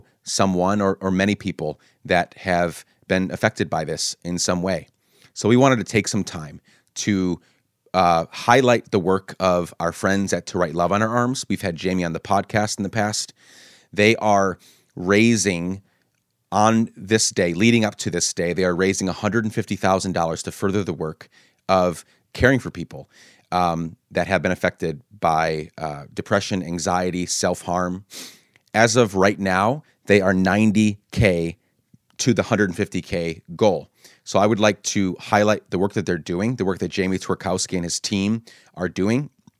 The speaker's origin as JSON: {"language": "English", "country": "Guatemala", "tie": "born or raised there", "also_born_or_lived": "Honduras", "lives_now": "United States", "said": "you said coming back to the U.S., we grew up in Guatemala and Honduras. Our family moved there when we were younger"}